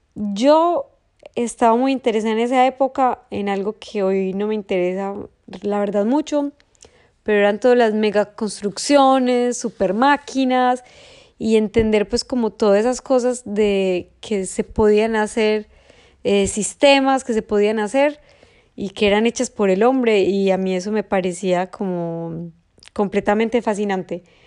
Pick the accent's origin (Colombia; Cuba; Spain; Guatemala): Colombia; Medellín, Antioquia; yo nací en Medellín y toda la vida estudié en un colegio